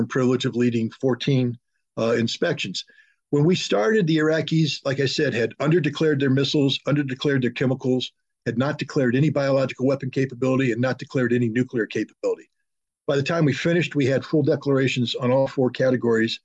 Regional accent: United States; as an American

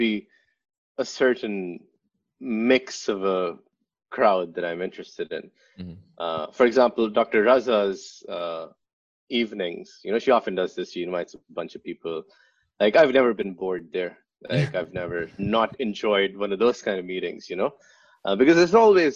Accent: Pakistan; moved away as an adult; also born or lived in Finland / Sweden; now in New York, United States; I grew up in Pakistan.

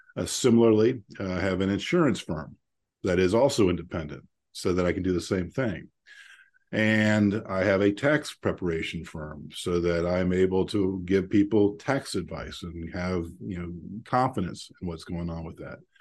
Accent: Central Ohio, United States; I grew up here in Central Ohio, a family of seven kids

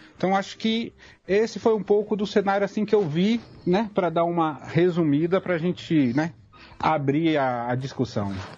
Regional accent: Feira de Santana, Bahia, Brazil; also born or lived in Salvador; now in Caravelas, Brazil; eu moro em Caravelas, que fica no extremo sul da Bahia mas sou nascido em Salvador e criado em Feira de Santana

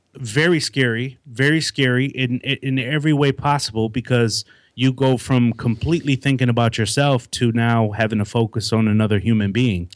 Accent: Milwaukee, Wisconsin, United States; moved away as an adult; now in Raleigh, United States; I grew up, born and raised in Milwaukee, Wisconsin

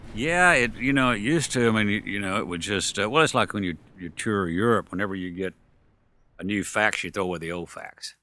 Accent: Soper, Oklahoma, United States; also born or lived in Hugo, Oklahoma; I was born in Hugo, Oklahoma, and I grew up in Soper, Oklahoma, which is, uh, eleven miles from Hugo.

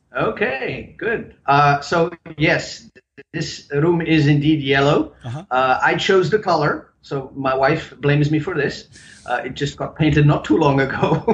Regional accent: Bern, Switzerland; first language German; English is a second language; moved away as an adult; also born or lived in Lucerne, Switzerland / Charlotte, North Carolina; now in United States; I was born in Lucerne, Lucerne, and then uh, lived in Bern most yeah. of my time, my formative years, and then when I was 21 years old, I came to America.

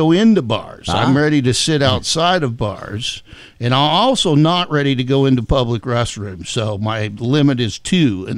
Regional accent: Mississippi, United States; I was born in Mississippi

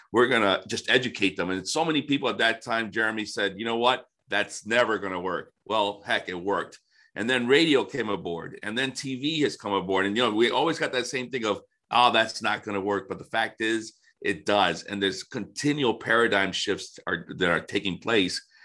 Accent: Florida, United States; also born or lived in Detroit area, Michigan; now in Detroit, United States; I grew up in Florida and somehow I ended up up here

